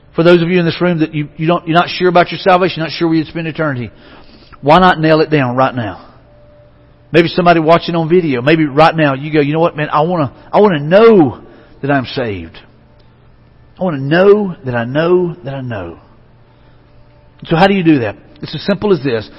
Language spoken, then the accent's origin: English; Mobile, Alabama, United States; I grew up in Mobile home of Mardi Gras